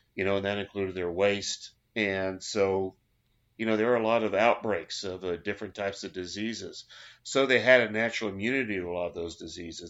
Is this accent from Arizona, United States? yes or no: no; Oklahoma, United States; I'm from Oklahoma